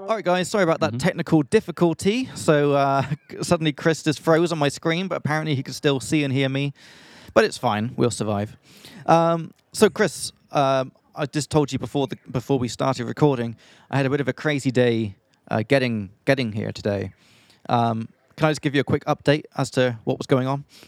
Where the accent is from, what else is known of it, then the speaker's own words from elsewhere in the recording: England, United Kingdom; moved away as an adult; also born or lived in Czech Republic; now in Australia; from England